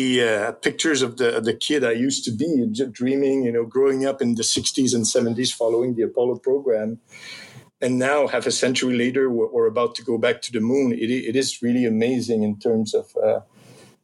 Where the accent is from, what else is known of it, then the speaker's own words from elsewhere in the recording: Canada; as a Canadian